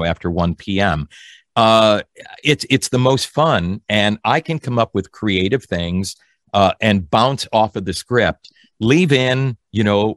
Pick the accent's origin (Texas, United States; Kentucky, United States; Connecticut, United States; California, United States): Connecticut, United States; when I was growing up in Connecticut